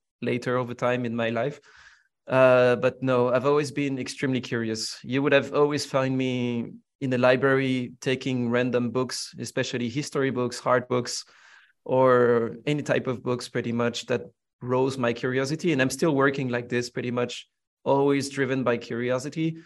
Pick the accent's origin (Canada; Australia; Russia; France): France; Villeneuve-Saint-Georges, Île-de-France; I grew up in the suburbs of Paris, in a town called Villeneuve-Saint-Georges. I mean, that's actually where I'm born.